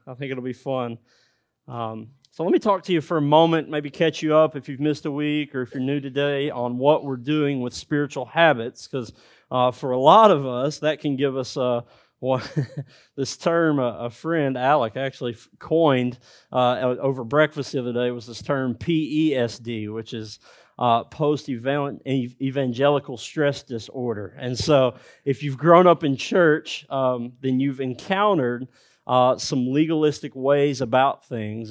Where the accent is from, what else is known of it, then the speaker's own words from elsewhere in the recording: United States; Because of my dialect, because I'm from America